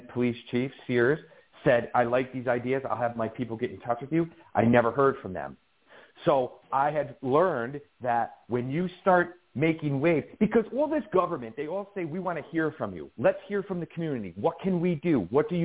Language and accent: English; Colonie, New York, United States; now in Albany, United States; I grew up in Colony area and went through the school system in Colony